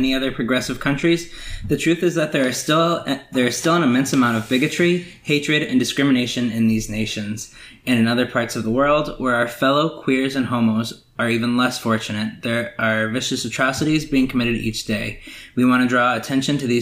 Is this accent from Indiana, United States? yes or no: yes; Gary, Indiana, United States; I'm an openly gay man from Gary, Indiana